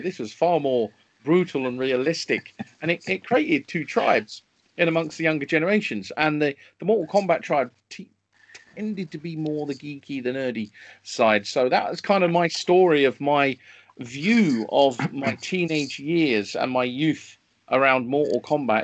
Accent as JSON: {"language": "English", "region": "London", "country": "United Kingdom", "tie": "born or raised there", "said": "I grew up in North London, which is a, a wonderful part of London to grow up in."}